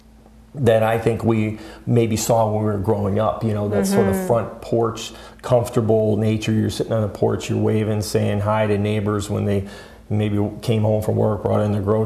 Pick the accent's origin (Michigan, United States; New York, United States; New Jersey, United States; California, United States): Michigan, United States; I'm born and raised in Michigan